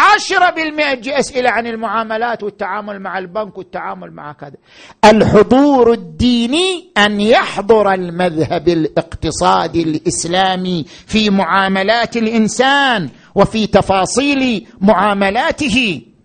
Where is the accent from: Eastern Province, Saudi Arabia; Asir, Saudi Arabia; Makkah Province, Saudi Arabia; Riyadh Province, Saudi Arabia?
Eastern Province, Saudi Arabia; Qatif; عندنا في القطيف